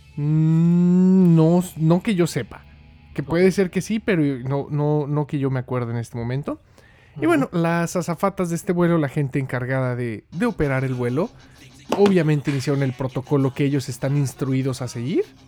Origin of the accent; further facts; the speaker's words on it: Mexico; nosotros los mexicanos